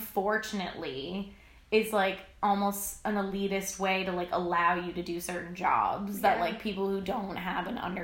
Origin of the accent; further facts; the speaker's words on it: Newfoundland and Labrador, Canada; now in Halifax, Canada; We're both from Newfoundland.